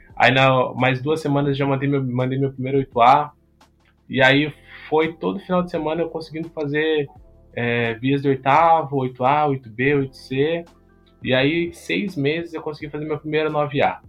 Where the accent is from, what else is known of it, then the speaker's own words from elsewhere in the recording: Bagé, Rio Grande do Sul, Brazil; Eu sou natural do Rio Grande do Sul, né? Da cidade de Bagé, extremo sul aqui